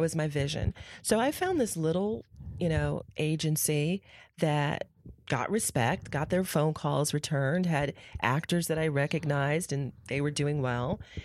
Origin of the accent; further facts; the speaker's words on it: San Francisco, California, United States; also born or lived in Newark; I grew up in San Francisco